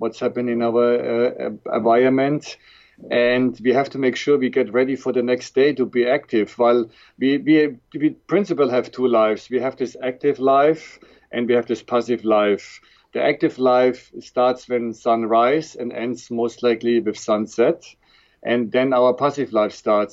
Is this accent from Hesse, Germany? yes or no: yes; Frankfurt, Hesse, Germany; accent: German; English is a second language; moved away as an adult; also born or lived in Switzerland / Toronto, Canada / Dallas, United States; born and raised in Germany, in Frankfurt